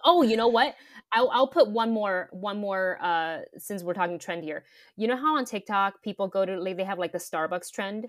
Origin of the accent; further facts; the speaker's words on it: Taiwan; moved away; growing up in Taiwan